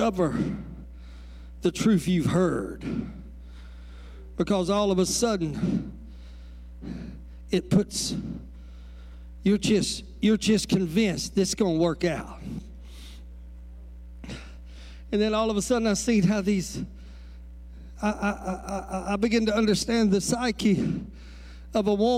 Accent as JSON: {"language": "English", "region": "Louisiana", "country": "United States", "said": "I'm from Louisiana."}